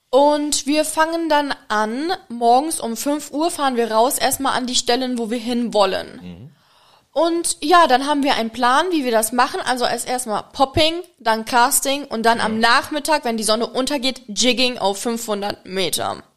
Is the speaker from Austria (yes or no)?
no; Czechia; German is a second language; also born or lived in Germany / Egypt; now in Maldives; ursprünglich komme ich aus der Tschechei